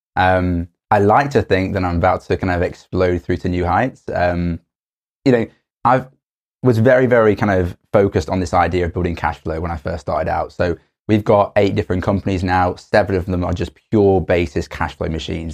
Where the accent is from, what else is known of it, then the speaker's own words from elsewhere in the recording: Stoke-on-Trent, West Midlands, United Kingdom; moved away; also born or lived in Cambridge; I'm from Stoke on Trent